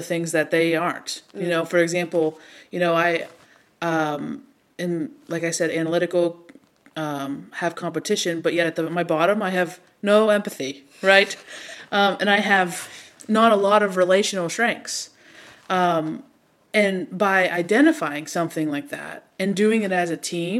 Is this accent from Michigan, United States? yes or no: no; Pittsburgh, Pennsylvania, United States; I am from Pittsburgh.